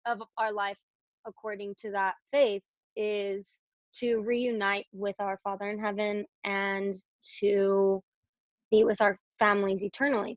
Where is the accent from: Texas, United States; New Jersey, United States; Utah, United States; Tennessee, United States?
Utah, United States; Provo; I grew up in Provo, Utah